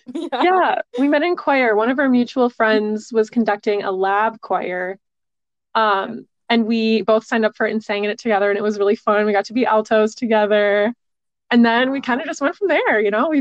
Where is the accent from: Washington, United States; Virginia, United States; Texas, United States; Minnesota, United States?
Minnesota, United States; Twin Cities area; I am from Minnesota. I am from the Twin Cities area, about 10 minutes between both cities.